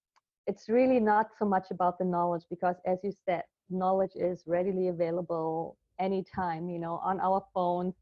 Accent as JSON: {"language": "English", "region": "Berlin", "country": "Germany", "tie": "born or raised there", "said": "I was born in Berlin at the time, actually, of the wall. I was in West Berlin with my family, middle-class family"}